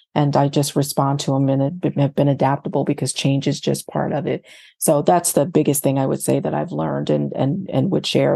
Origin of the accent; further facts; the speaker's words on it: Fayetteville, North Carolina, United States; moved away as an adult; also born or lived in New Jersey / Boston/Cambridge, Massachusetts / Berkeley, California / Ohio; now in Baltimore, United States; I'm originally from North Carolina, as I know that you are, and I was, uh, born in Fayetteville, North Carolina, Uh, and, uh, but, but spent my growing up between North Carolina and, and New Jersey